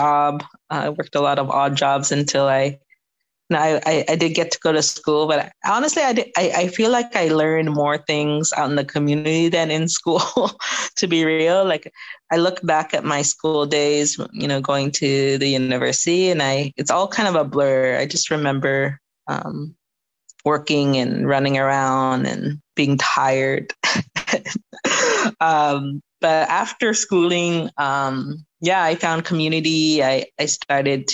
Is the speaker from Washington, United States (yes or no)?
yes; Seattle, Washington, United States; I grew up in Seattle